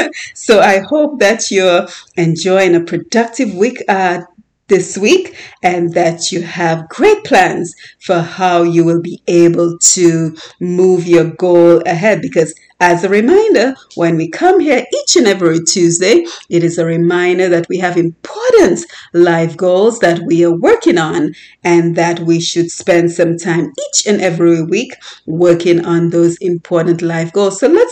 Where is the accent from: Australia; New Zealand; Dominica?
Dominica; the importance of the herbs that we grew up in Dominica